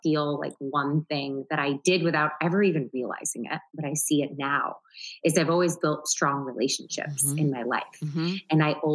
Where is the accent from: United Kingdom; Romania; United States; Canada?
United States; Syracuse, New York; now in New York City, United States; I grew up in Syracuse, New York.